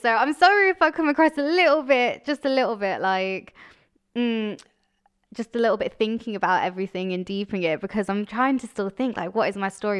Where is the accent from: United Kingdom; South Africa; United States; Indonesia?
United Kingdom; Coventry, West Midlands; I was born in Coventry. in what might say is the dodgy ends, but I had an amazing childhood, a great childhood